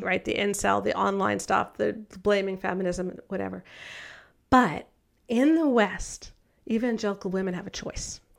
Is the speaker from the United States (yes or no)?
no; Canada; I'm Canadian